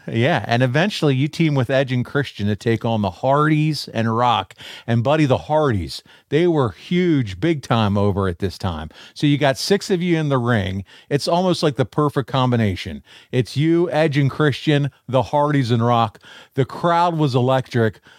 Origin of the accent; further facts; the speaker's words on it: Baltimore area, Maryland, United States; I grew up outside of the Baltimore area